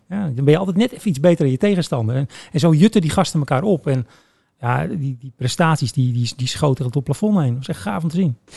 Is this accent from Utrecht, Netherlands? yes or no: yes; Woerden, Utrecht, Netherlands; moved away as an adult; also born or lived in The Hague; now in Breukelen, Netherlands; oorspronkelijk kom ik wel uit Woerden. Ja. Ehm, maar ik, ik woon nu in Breukelen